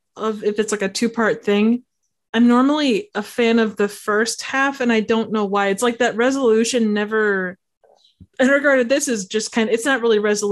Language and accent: English; Midwest, United States; we're from the Midwest